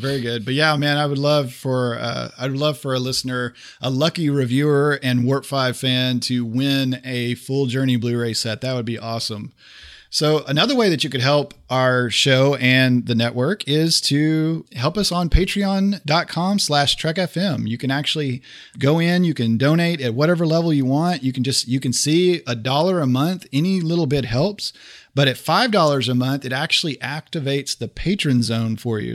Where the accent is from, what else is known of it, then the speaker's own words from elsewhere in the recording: Oklahoma, United States; moved away; I'm originally from Oklahoma